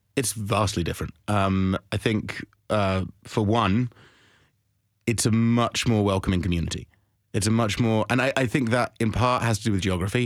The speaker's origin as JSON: {"language": "English", "region": "London", "country": "United Kingdom", "moved": "yes", "said": "I'm from London"}